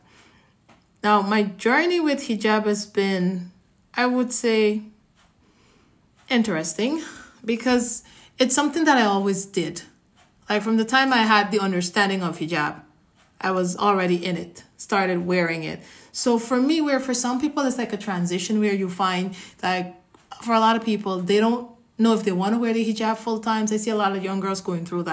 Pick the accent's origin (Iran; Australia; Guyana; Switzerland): Guyana; moved away as an adult; now in United States; I'm from the Caribbean, specifically Guyana. I was born there, grew up there, spent a little more than half of my life there, and then I migrated to the U.S.